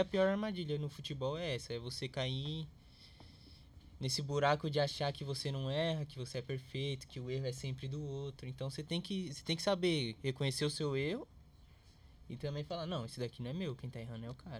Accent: São Paulo, Brazil; eu vim da onde eu vim. Eu nasci em Itaquera

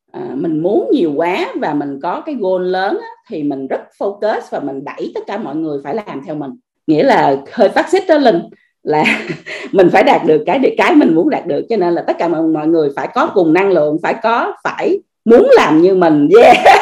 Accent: Vietnam; moved away as an adult; also born or lived in Australia; mình là người Việt Nam mình ở nước ngoài

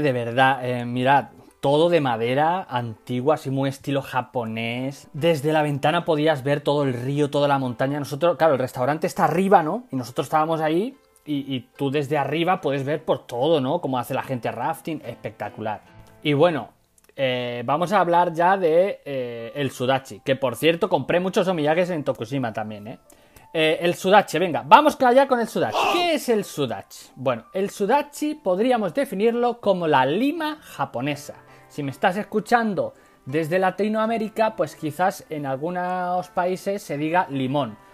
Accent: Badajoz, Extremadura, Spain; yo soy de campo, no soy de ciudad, yo soy de Extremadura, yo soy de Badajoz, o sea, de más campo no puedo ser

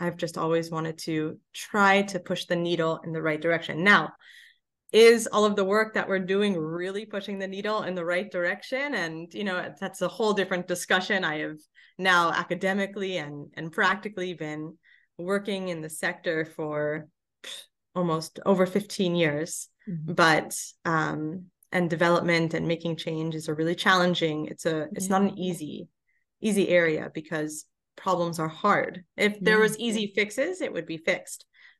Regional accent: Los Angeles, California, United States; originally all geared towards Los Angeles, my hometown.

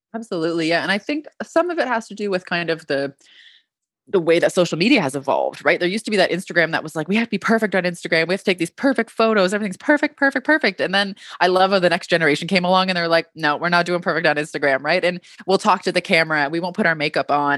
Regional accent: Canada; I'm Canadian

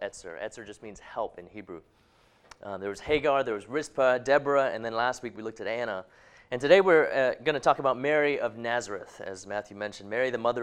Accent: Hong Kong; moved away; that's not one I grew up with in Hong Kong

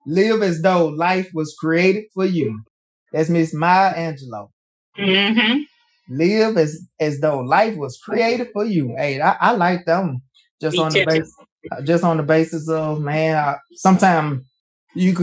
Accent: Alabama, United States; I'm from Alabama

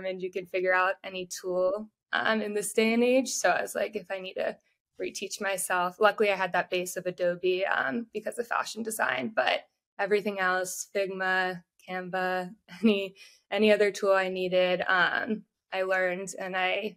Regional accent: Atlanta, Georgia, United States; moved away as an adult; also born or lived in Texas; I'm from Atlanta, Georgia, originally

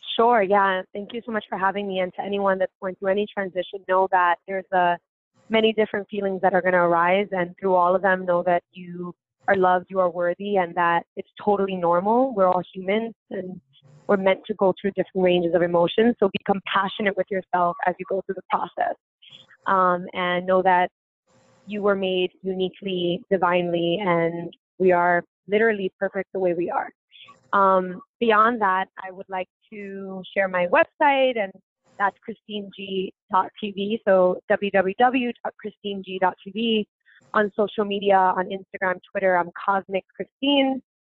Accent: New York City, New York, United States; I grew up in Bushwick

